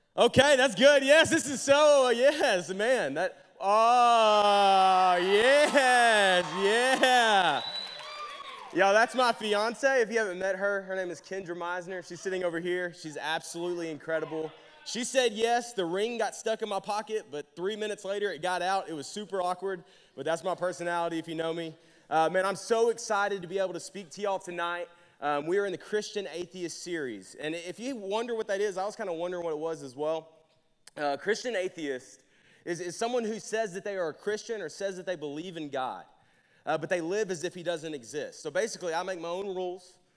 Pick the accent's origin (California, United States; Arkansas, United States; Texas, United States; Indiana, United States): Arkansas, United States; Jacksonville; moved away as an adult; now in Conway, United States; I'm from Jacksonville, Arkansas. I moved here about four and a half, five years ago.